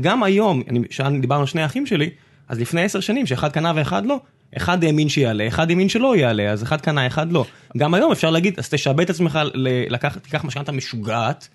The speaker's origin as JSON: {"language": "Hebrew", "town": "Beersheba", "region": "Southern District", "country": "Israel", "tie": "born or raised there", "moved": "yes", "said": "אני אז גדלתי בבאר שבע"}